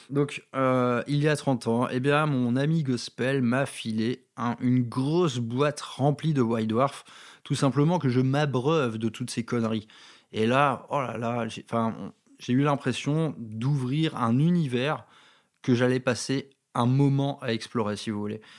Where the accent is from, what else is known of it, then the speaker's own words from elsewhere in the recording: Valenciennes, Hauts-de-France, France; accent: northern French; Dans ma ville natale de Valenciennes, dans le Nord-Pas-de-Calais. Euh, vous avez peut-être noté que derrière tout ça, il y a, un petit accent en dormance.